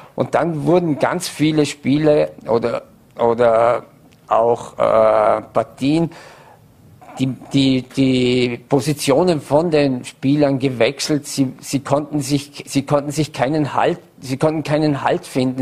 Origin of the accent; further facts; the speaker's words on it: Vorarlberg, Austria; als Vorarlberger